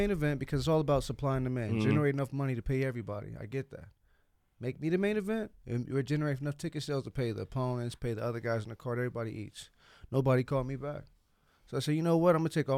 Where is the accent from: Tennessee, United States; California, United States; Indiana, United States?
Indiana, United States; Indianapolis; I'm from Indianapolis